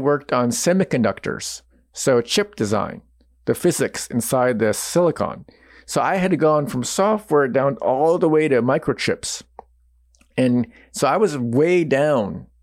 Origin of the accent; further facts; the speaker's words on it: United States; I was born and raised in the United States